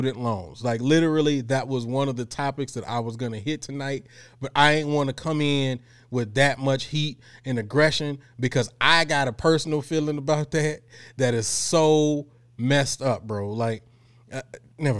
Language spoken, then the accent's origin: English; Houston, Texas, United States; I'm from Houston, and I don't say bike.